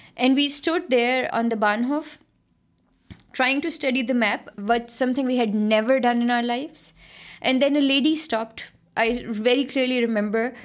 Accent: Lahore, Punjab, Pakistan; moved away as an adult; also born or lived in Netherlands; now in Germany; I grew up in Lahore in Pakistan

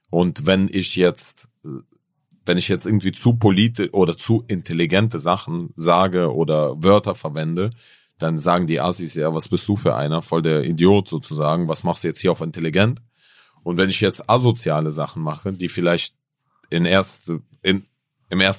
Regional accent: Berlin, Germany; ich bin auch aus Berlin zum Beispiel, ganz ehrlich, hierher nach Hamburg extra gekommen

